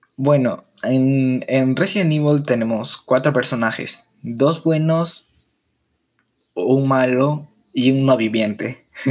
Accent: Peru; en mi país, Perú

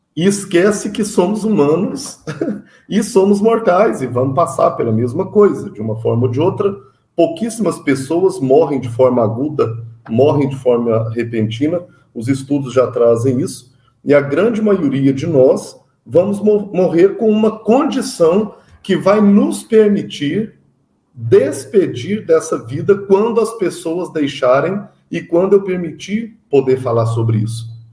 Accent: Minas Gerais, Brazil; Sou mineiro

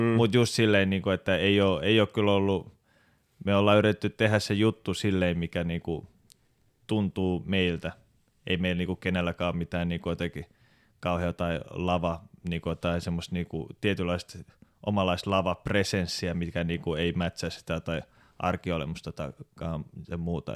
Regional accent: Helsinki, Uusimaa, Finland; moved away as an adult; now in Turku, Finland; mä oon alun perin Helsingistä. Mä muutin 2012 Turkuun

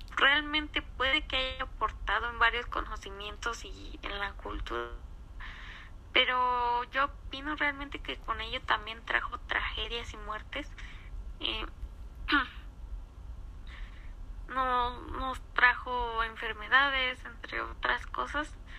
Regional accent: Mexico

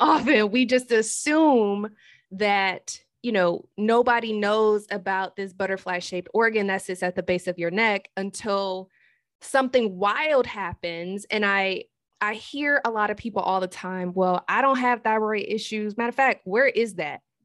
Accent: Detroit, Michigan, United States; now in Hanover, United States; I'm originally from Detroit, but I currently live in Hanover, Maryland.

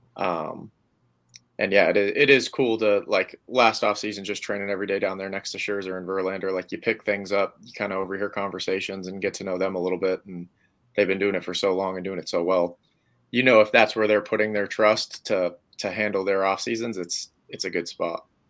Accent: Hudson, Massachusetts, United States; I grew up in Hudson

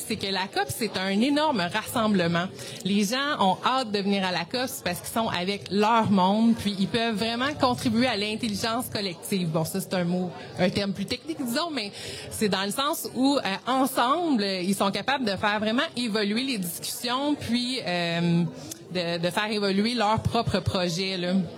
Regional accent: Sherbrooke, Quebec, Canada; je viens de Sherbrooke

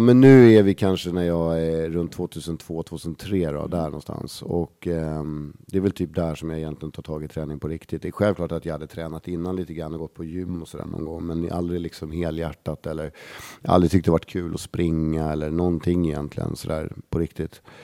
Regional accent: Stockholm, Stockholm County, Sweden; Lisas Café på Södermalm, där jag är liksom uppväxt

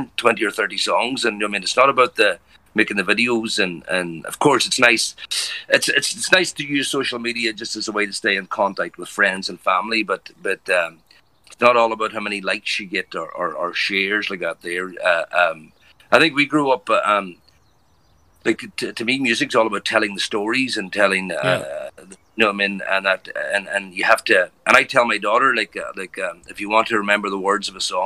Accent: Malin, County Donegal, Ireland; moved away as an adult; now in Braintree, MA, United States; I'm from Mallon, and the same thing, we go to discos in Carndonagh

